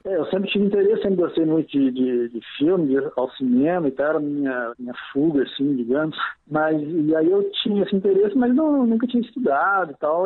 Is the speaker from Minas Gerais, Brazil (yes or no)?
yes; Belo Horizonte, Minas Gerais, Brazil; eu sou mineiro, de Belo Horizonte